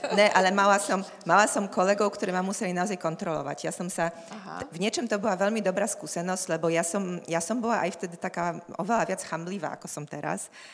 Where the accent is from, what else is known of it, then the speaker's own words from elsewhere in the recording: Poland; Slovak is a second language; moved away as an adult; also born or lived in Gdańsk; now in Bratislava, Slovakia; sme prišli my Poliaci sem na Slovensko do Bratislavy